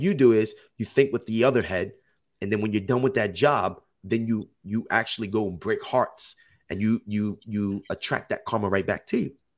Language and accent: English; Jersey City, New Jersey, United States; moved away as an adult; now in Los Angeles, United States; I'm originally from Jersey City, New Jersey, but that's right by New York